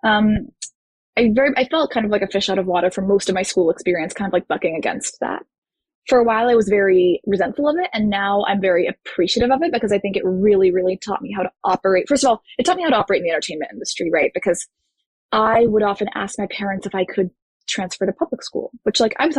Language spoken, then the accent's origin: English; Houston, Texas, United States; moved away as an adult; also born or lived in Florida; I grew up in Houston, Texas